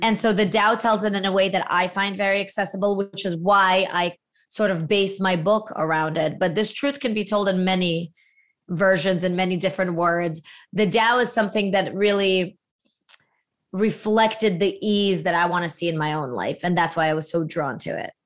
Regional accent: Latvia; moved away; as a former Soviet refugee, my father being from Ukraine, I was born in Latvia

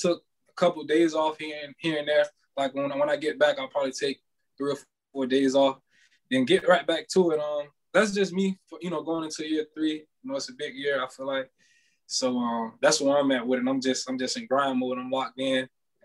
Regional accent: Deerfield Beach, Florida, United States; originally, you know, I'm from Deerfield Beach. So I always thought I was going to go to Deerfield Beach High School

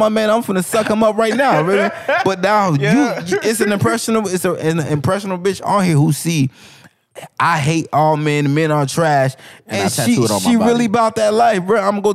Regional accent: Broward, Florida, United States; I'm from Broward

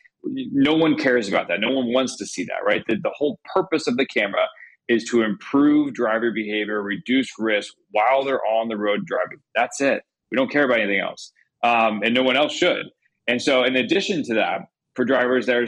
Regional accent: Indiana, United States; I grew up in Indiana.

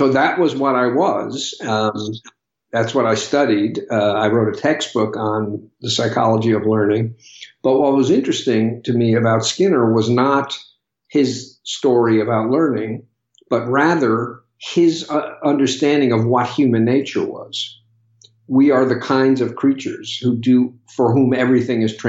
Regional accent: New York, United States; I grew up in New York

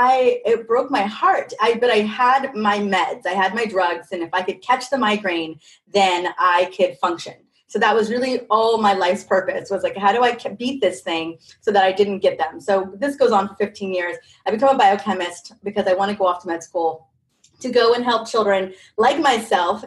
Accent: California, United States; I grew up in California, all over California

